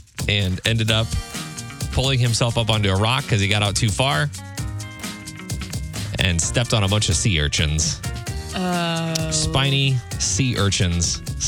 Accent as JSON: {"language": "English", "region": "Missouri", "country": "United States", "said": "I'm from Missouri. I don't know what oceans are."}